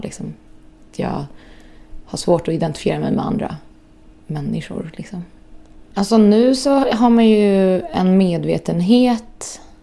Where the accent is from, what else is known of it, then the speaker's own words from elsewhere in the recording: Stockholm, Stockholm County, Sweden; also born or lived in Östermalm, Stockholm; jag är uppväxt i Skarpnäck och flyttade därifrån, hade det jättebra där. Men flyttade därifrån när jag var, jag kommer inte riktigt ihåg, det var väl när jag var 9-10. In till stan